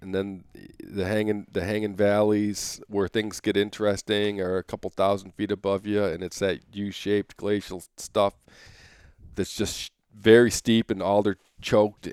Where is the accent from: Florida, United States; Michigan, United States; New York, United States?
Michigan, United States; moved away as an adult; now in Anchorage, United States; I grew up in Michigan